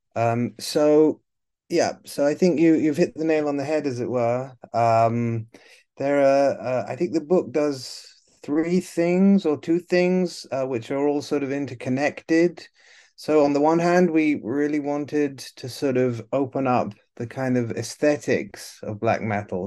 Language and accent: English; Italy; moved away as an adult; also born or lived in United Kingdom / New York; I'm originally from the UK, but I grew up in Italy